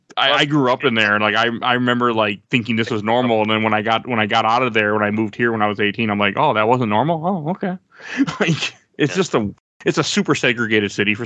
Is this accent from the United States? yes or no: yes; Milwaukee, Wisconsin, United States; now in St. Paul, United States; I grew up in Milwaukee.